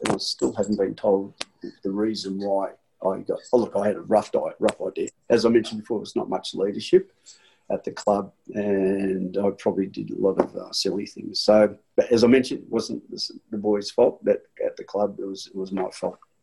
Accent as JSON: {"language": "English", "town": "Frankston", "region": "Victoria", "country": "Australia", "said": "I'm from Frankston"}